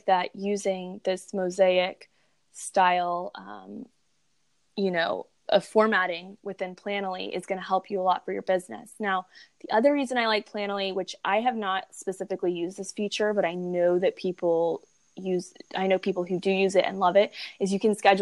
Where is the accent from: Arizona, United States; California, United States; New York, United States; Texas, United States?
Texas, United States; I'm from Texas